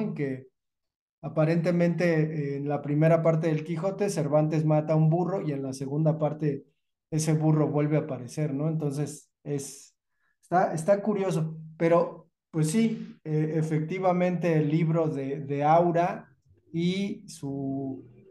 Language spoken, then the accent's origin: Spanish; Mexico; somos los, los mexicanos